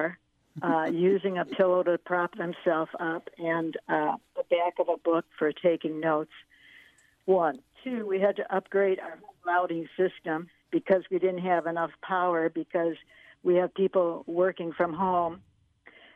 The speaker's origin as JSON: {"language": "English", "town": "Chicago", "region": "Illinois", "country": "United States", "tie": "born or raised there", "moved": "yes", "said": "my hometown, Chicago"}